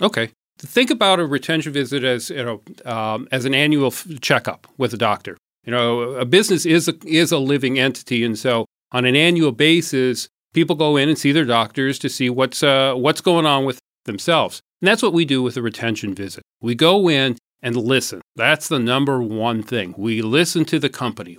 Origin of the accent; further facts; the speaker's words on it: Port Huron, Michigan, United States; moved away as an adult; also born or lived in Saginaw, Michigan / Washington, D.C.; I was born in Saginaw. Our family moved to Port Huron when I was quite young, so I grew up here in, uh, Port Huron